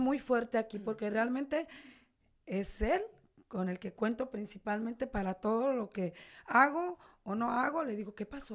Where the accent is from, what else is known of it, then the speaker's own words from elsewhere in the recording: Los Mochis, Sinaloa, Mexico; moved away as an adult; now in Tijuana, Mexico; mi ciudad natal, que amo tanto y estoy orgullosa de ella, no me dio en 42 años